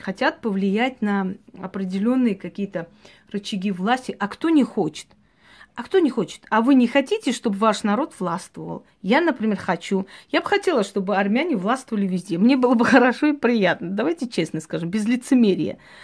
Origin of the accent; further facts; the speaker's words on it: Georgia; я родилась в Грузии